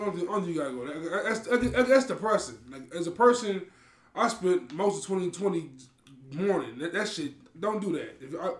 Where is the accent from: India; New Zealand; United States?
United States; Maywood, Illinois; I am from Maywood by way of Maywood.